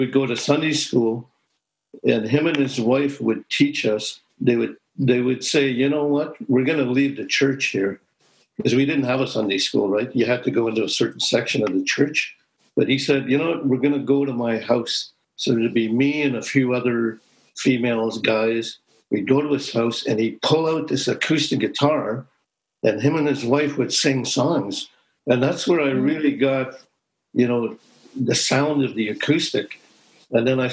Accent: Moose Factory, Ontario, Canada; I grew up in Moose Factory

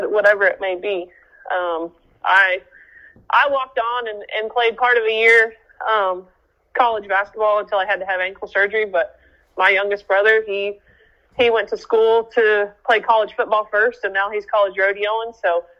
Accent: Oklahoma, United States; we're from Oklahoma

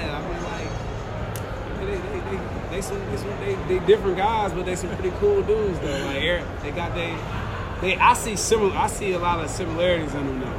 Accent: New York, United States; We're from New York. We're from Orange County, New York.

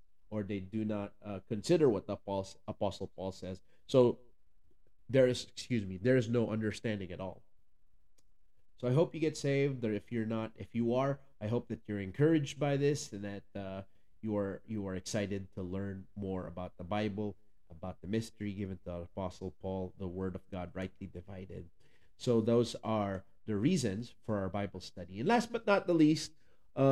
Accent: Philippines; English is a second language; you're also going to hear a little bit of an accent, a lot bit maybe, because I am from the Philippines

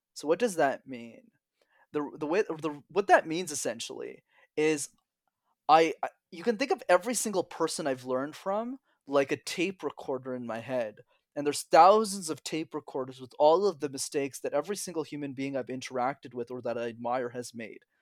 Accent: Montreal, Quebec, Canada; I'm born, born and raised in Montreal

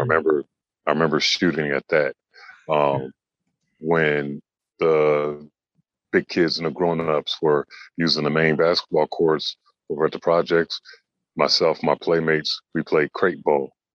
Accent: Los Angeles, California, United States; moved away as an adult; now in China; growing up in Los Angeles, it was a Laker town

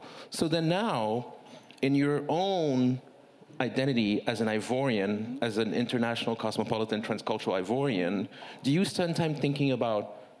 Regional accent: Togo; now in United States; I'm from Togo, West Africa, because 99% of the people I've met in America have never heard of Togo.

